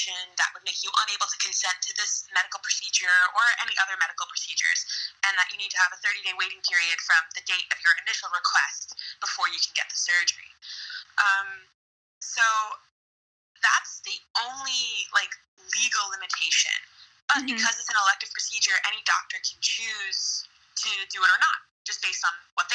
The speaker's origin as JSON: {"language": "English", "town": "New York City", "region": "New York", "country": "United States", "also_born_or_lived": "Scotland", "accent": "American", "moved": "as an adult", "lives_now": "South Korea", "said": "I'm American. I'm from New York City, and I lived in Scotland for about 2 years, and now I'm living in South Korea"}